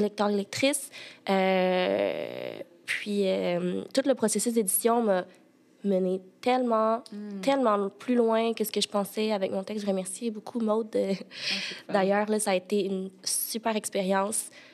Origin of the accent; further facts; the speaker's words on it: Sherbrooke, Quebec, Canada; moved away as an adult; also born or lived in China; now in Montreal, Canada; moi, je suis née en Chine, puis j'ai été adoptée à l'âge de 8 mois. Puis mes parents adoptifs euh, viennent de Sherbrooke, donc j'ai grandi toute ma vie, j'ai été à Sherbrooke